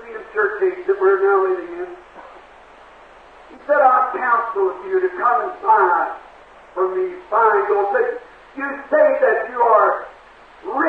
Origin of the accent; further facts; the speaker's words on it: Kentucky, United States; I was raised in Kentucky in a little clapboard shingle house